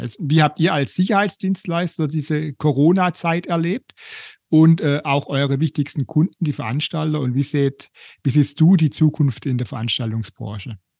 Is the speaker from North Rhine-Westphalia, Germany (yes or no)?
no; Stuttgart, Baden-Württemberg, Germany; ich komme aus Bad Cannstatt